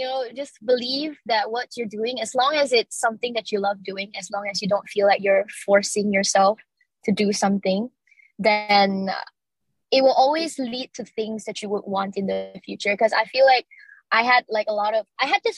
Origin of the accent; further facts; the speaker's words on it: Miri, Sarawak, Malaysia; moved away as an adult; now in Kuching, Malaysia; I'm actually from Miri, which is like the second largest city in Sarawak.